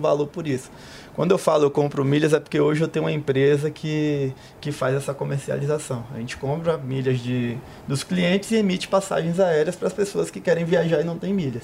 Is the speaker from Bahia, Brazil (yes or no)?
yes; Salvador, Bahia, Brazil; Sou de Salvador